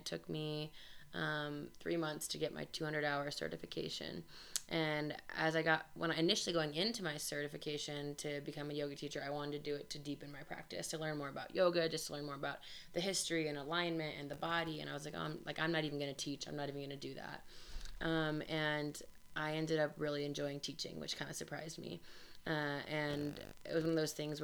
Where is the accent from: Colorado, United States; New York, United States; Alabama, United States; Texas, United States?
Colorado, United States; Denver; also born or lived in Grand Junction, Colorado; I am from Denver, but I moved and had lived in Grand Junction for 7 years, and I moved back to Denver